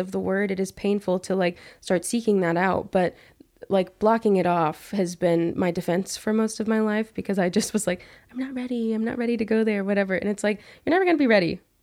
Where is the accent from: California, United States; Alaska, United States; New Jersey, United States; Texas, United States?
Texas, United States; Abilene; being back in my hometown in Abilene